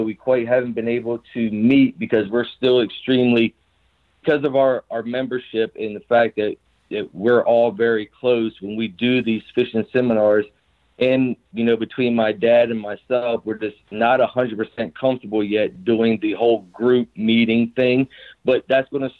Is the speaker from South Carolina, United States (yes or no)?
yes; South Carolina, United States; growing up in the South, in South Carolina